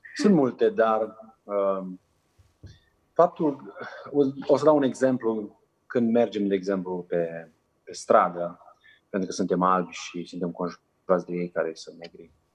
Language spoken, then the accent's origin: Romanian; Romania; moved away as an adult; also born or lived in Macedonia; now in Niger; Noi ca și români putem să învățăm o limbă foarte ușor